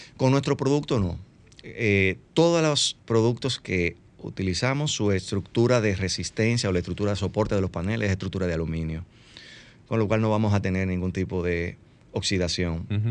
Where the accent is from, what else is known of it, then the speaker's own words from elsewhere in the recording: Dominican Republic; somos dominicanos y sabemos cómo se manejan las cosas aquí en las obras